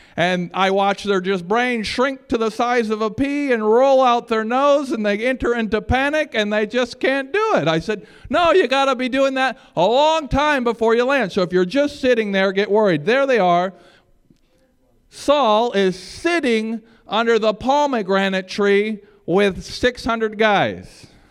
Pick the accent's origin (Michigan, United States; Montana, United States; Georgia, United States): Michigan, United States; moved away; I'm from Michigan